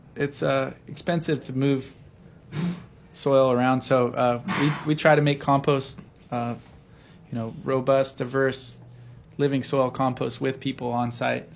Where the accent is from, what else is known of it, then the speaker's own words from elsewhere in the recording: the Northwest, Pacific Northwest, United States; also born or lived in Seattle; I grew up in the Northwest and had a lot of Hawaii connections and relatives here